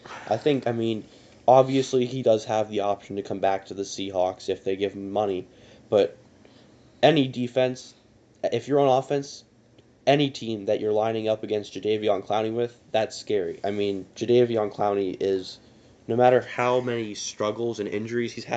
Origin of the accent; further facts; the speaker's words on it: Pennsylvania, United States; we are from Pennsylvania